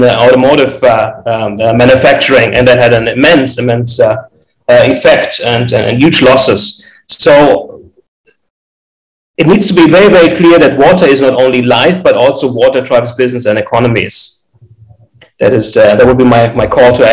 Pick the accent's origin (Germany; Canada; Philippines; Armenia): Germany; Frankfurt, Hesse; now in Los Angeles, United States; I'm originally from Frankfurt, Germany. I now reside in Los Angeles, California.